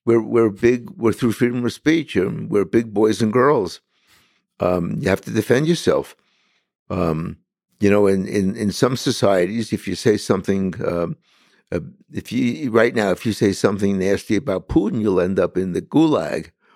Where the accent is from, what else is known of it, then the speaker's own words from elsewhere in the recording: New York City, New York, United States; as a kid in Brooklyn, where I was born, I was born and raised in Bensonhurst